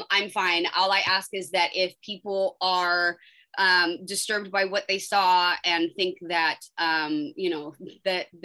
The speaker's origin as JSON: {"language": "English", "country": "United States", "said": "I'm an American citizen. I'm a I'm a woman. I'm a, I'm a mother."}